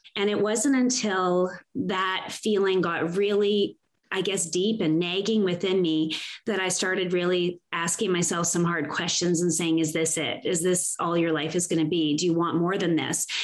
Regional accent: Canada; because I was born and raised here, I'm proudly Canadian

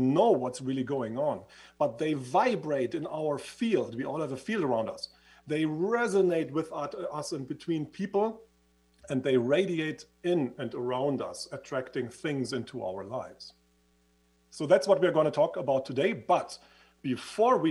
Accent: Switzerland; accent: Swiss; moved away; as you can hear from my accent, I used to live in Switzerland. I was studying in Switzerland

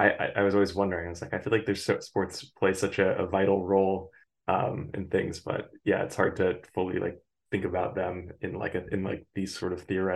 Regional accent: United States; I'm an American, so American football.

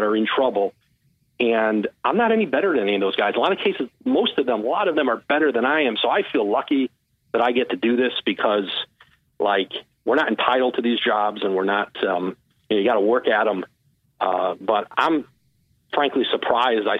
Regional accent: Bristol, Connecticut, United States; moved away; I grew up in Bristol, and I used to drive to the Hartford Courant at night and work in the office

